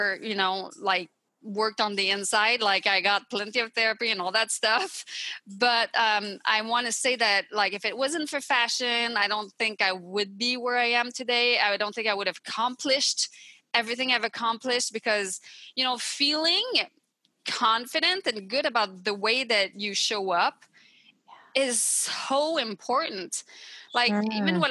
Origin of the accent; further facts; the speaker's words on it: Montreal, Quebec, Canada; English is a second language; moved away as an adult; now in California, United States; I'm from the Montreal area in Quebec